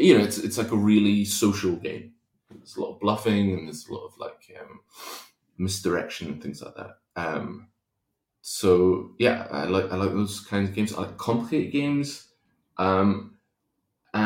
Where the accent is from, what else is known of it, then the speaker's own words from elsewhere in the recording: Kingdom of Fife, Scotland, United Kingdom; also born or lived in Spain; when we moved to Scotland from Spain, grew up in a place called the Kingdom of Fife